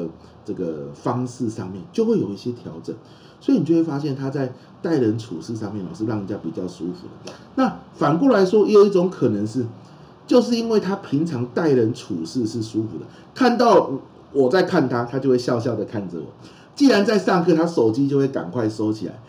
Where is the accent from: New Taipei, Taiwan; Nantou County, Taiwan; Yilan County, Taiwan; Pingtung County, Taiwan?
Pingtung County, Taiwan; 我就会回屏东住，我老家在屏东嘛。那我跟大家分享，就是我老家是养虾子的啊，养虾子。